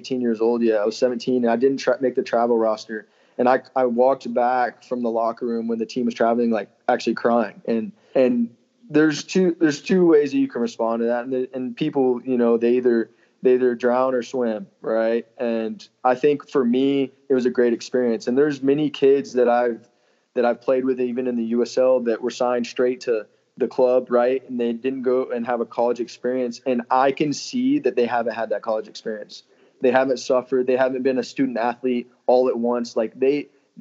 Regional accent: Texas, United States; my whole family was there because I'm from Texas

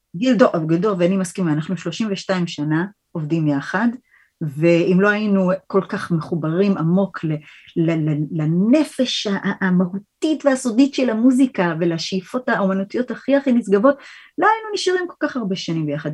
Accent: New York, United States; moved away as an adult; also born or lived in Rochester, United States; now in Israel; באתי מניו יורק, גדלתי בניו יורק

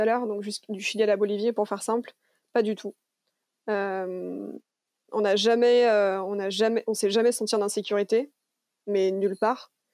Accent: Lyon, Auvergne-Rhône-Alpes, France; also born or lived in Canada / New Zealand; je suis une vraie lyonnaise, hein, je, suis née, j'ai toujours vécu à Lyon quand je suis en France.

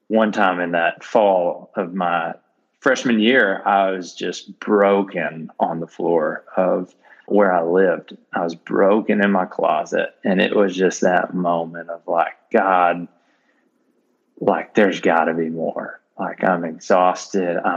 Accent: North Little Rock, Arkansas, United States; I grew up in the North Little Rock area in Arkansas

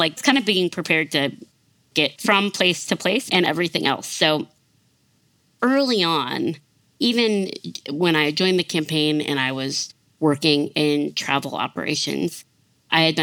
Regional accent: South Bend, Indiana, United States; moved away as an adult; also born or lived in Mississippi / Nashville, Tennessee; my hometown, South Bend, Indiana

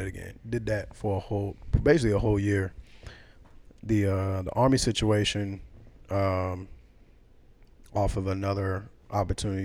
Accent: the South, United States; also born or lived in New York; I'm a Southerner by blood

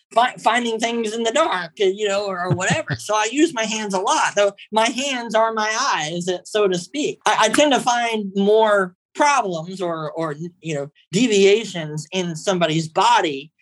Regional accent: Texas, United States; I'm originally from Texas

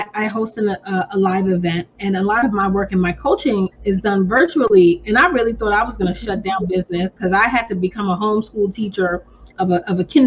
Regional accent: New York, United States; I'm from New York

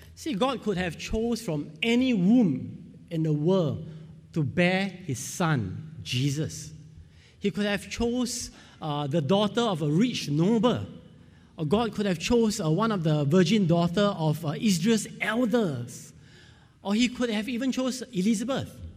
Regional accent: Singapore; I'm from Singapore

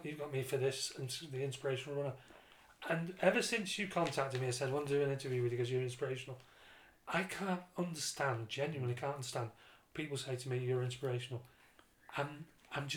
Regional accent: Dublin, Leinster, Ireland; I'm from Dublin.

